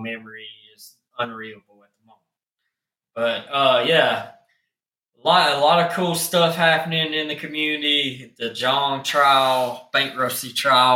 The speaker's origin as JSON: {"language": "English", "region": "the South", "country": "United States", "accent": "country", "said": "I'm from the South. I have a country accent"}